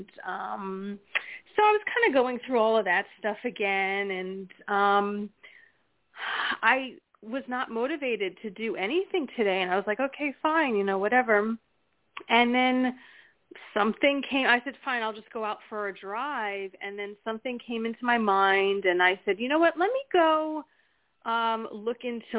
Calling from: New Jersey, United States; Hi. It's … from New Jersey.

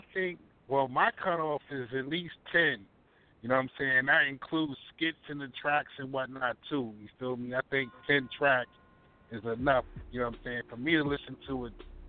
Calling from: Baltimore, Maryland, United States; Baltimore, Maryland, East Side, Zone 18.

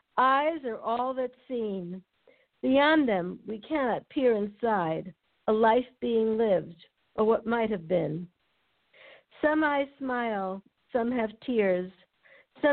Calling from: La Jolla, California, United States; From La Jolla.

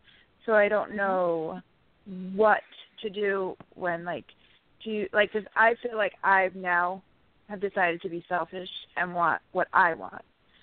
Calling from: New York, United States; from upstate New York.

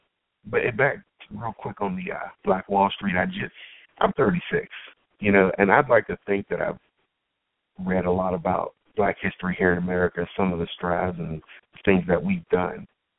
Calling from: Pittsburgh, Pennsylvania, United States

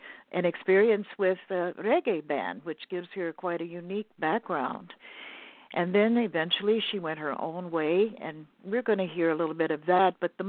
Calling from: Los Angeles, California, United States; I'm calling from Los Angeles, California, the Beverly Hills area.

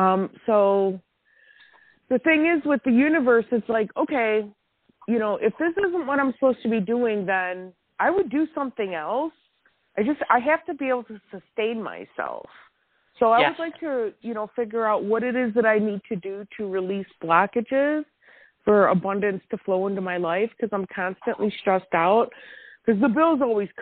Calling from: Wisconsin, United States; Hi, thanks for taking my call. … I am in Wisconsin.

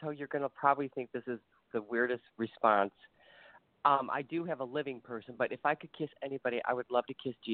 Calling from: Ohio, United States

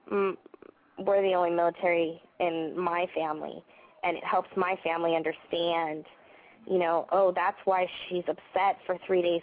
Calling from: Annapolis, Maryland, United States; I'm calling from Annapolis, Maryland.

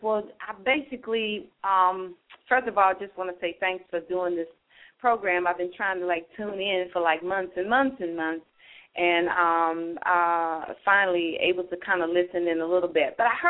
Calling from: Columbia, South Carolina, United States; I'm calling from Columbia.

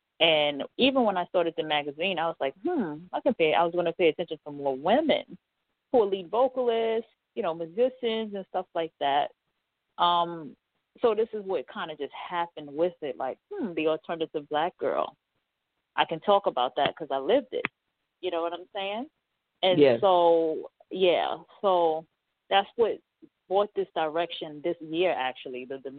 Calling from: New York City, New York, United States; Calling from New York City.

